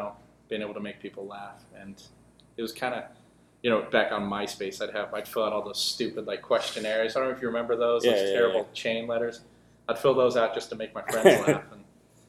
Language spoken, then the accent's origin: English; Utah, United States; moved away as an adult; now in Boston, United States; I grew up the oldest of six in Utah. I was lived in Utah for 19 years